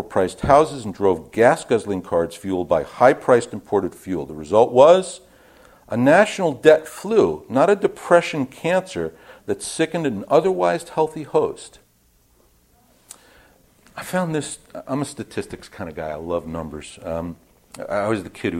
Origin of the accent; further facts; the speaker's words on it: New York, United States; I'm from New York